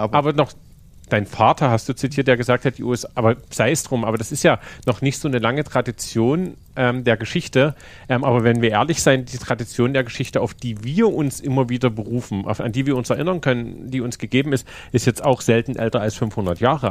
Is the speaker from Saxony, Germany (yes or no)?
yes; Königstein, Saxony, Germany; moved away as an adult; now in Dresden, Germany; Ich bin halt nicht Dresdner, ne? Ich bin halt in Königstein aufgewachsen.